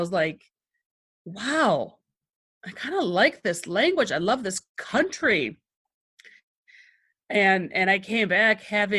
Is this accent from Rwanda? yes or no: no; Michigan, United States; first language Greek; I am born and raised in Michigan. I grew up in a Greek household. So this is back 70s, 80s. Basically, my house was like a Greek household. We spoke Greek at home. We went to Greek school.